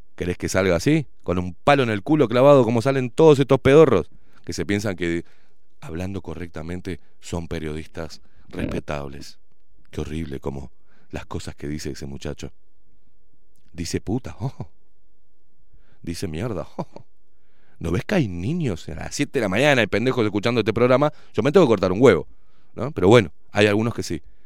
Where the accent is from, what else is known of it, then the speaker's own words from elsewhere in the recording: Uruguay; soy uruguayo